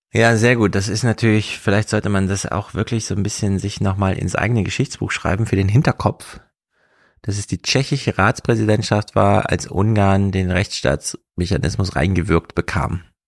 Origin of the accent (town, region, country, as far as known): Germany